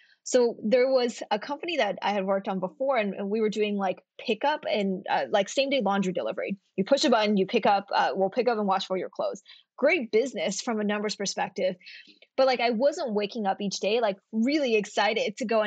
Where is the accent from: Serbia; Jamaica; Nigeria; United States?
United States; Kentucky; moved away as an adult; I'm from Kentucky and I came out to Stanford for college